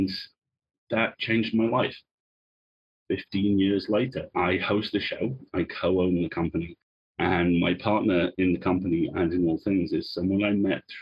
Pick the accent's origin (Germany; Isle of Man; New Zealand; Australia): Isle of Man; I was born on the Isle of Man, which is a very small rock halfway between England and Ireland.